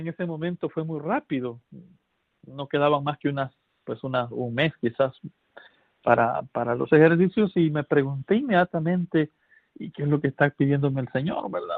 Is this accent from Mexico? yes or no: no; El Salvador; en mi país